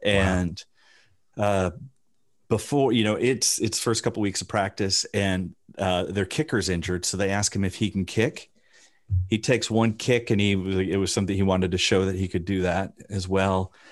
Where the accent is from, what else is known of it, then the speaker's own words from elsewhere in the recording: Rockford, Illinois, United States; I grew up in Rockford, Illinois